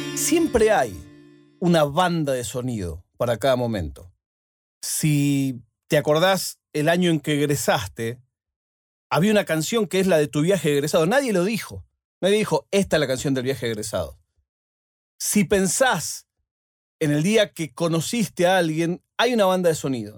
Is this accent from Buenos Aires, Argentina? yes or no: yes; Buenos Aires, Argentina; moved away; also born or lived in Spain; mi ciudad